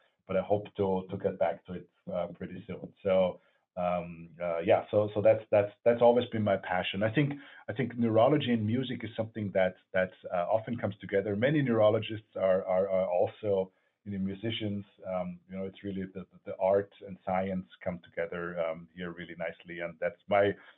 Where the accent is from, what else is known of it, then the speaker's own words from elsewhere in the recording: Vienna, Austria; moved away; I grew up in Vienna